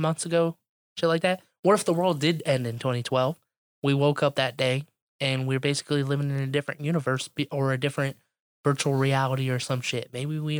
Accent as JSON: {"language": "English", "town": "Chicago", "region": "Illinois", "country": "United States", "tie": "born or raised there", "said": "I was born in Chicago"}